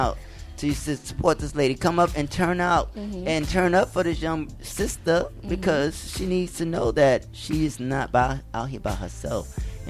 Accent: New York City, New York, United States; I'm from the Bronx too.

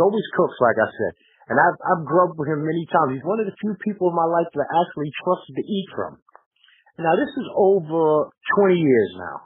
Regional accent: New York City, New York, United States; moved away; we're from New York

